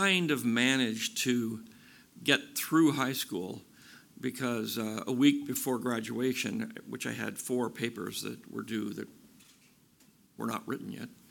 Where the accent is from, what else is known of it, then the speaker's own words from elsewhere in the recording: Bay Area, California, United States; This is my hometown. This is where I grew up. I grew up about 50, 60 miles east of here, and the Bay Area has always been where I live